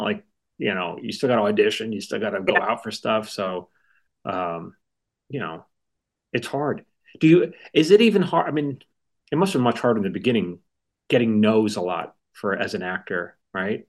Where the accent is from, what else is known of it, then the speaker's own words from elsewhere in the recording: New York, United States; I was from New York